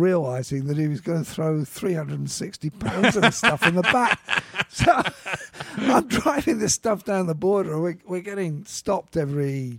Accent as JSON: {"language": "English", "country": "United Kingdom", "said": "I think what you just talked about my being British, I think helped here."}